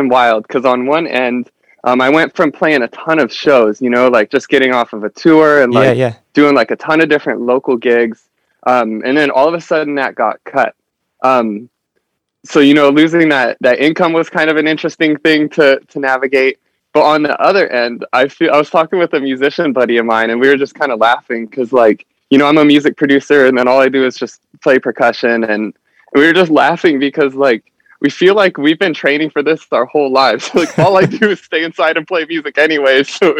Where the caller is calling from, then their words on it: Huntington Beach, California, United States; I am calling in from Huntington Beach, California.